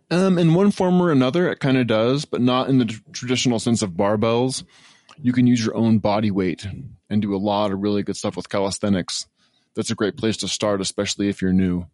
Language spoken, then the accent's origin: English; Northwest Washington, United States; from Northwest Washington